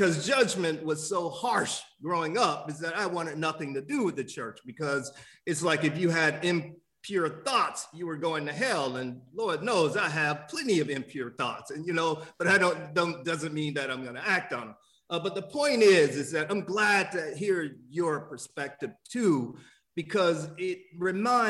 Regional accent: Miami, Florida, United States; I grew up in Miami

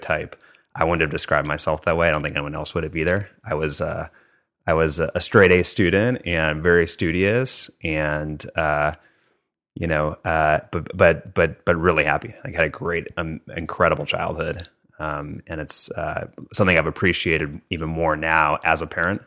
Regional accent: Minneapolis, Minnesota, United States; moved away as an adult; born and raised in Minneapolis, Minnesota

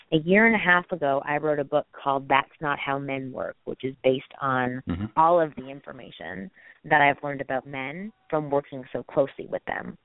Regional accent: Canada; moved away as an adult; now in United States; I'm Canadian and I needed a green card

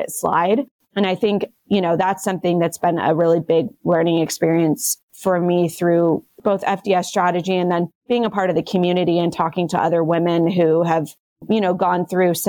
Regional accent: United States; I'm American

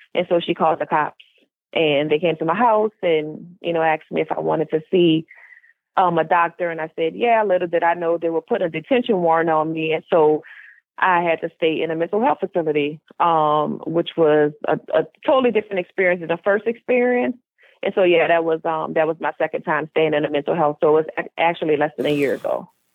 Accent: New Orleans, Louisiana, United States; now in Houston, United States; I am originally from New Orleans, Louisiana, but of course, currently I reside in Houston, Texas.

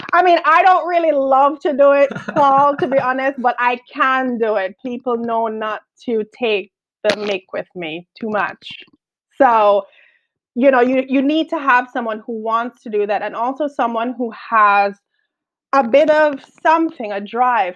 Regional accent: Jamaica; accent: Caribbean; now in London, United Kingdom; I'm from Jamaica.

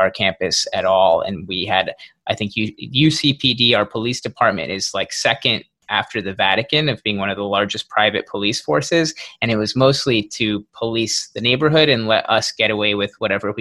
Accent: Portland, Oregon, United States; moved away as an adult; also born or lived in Chicago; I grew up in Portland, Oregon.

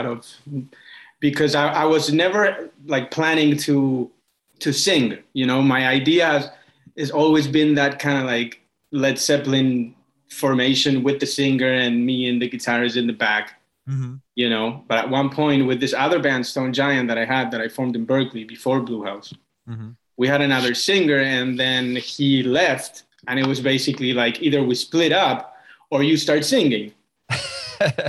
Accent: Argentina; moved away as an adult; also born or lived in Boston / New York City; now in Miami, United States; I was born in Argentina and I lived there most of my life till I was like 18

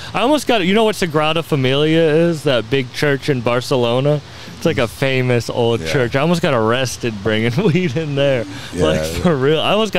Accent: Cape Cod, Massachusetts, United States; moved away; I grew up there

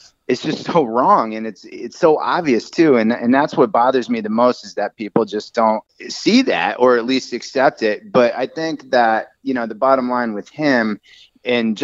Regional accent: New York City, New York, United States; As a New Yorker

